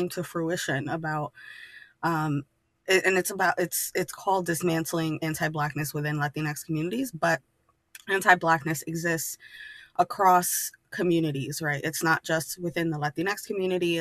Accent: New York City, New York, United States; I grew up in New York City.

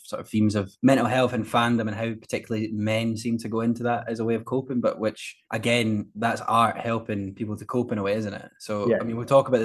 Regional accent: Scotland, United Kingdom; as a Scot

